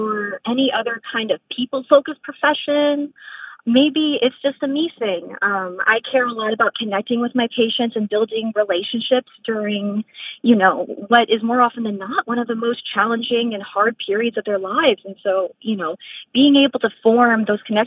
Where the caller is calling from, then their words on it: Jacksonville, Florida, United States; I'm calling from Jacksonville, Florida